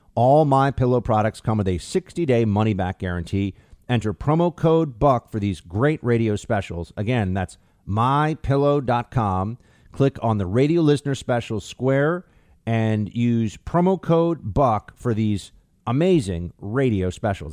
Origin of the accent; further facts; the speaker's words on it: United States; as an American